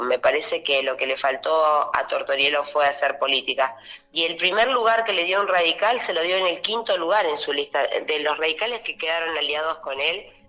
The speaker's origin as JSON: {"language": "Spanish", "town": "Allen", "region": "Río Negro", "country": "Argentina", "said": "mi pueblo"}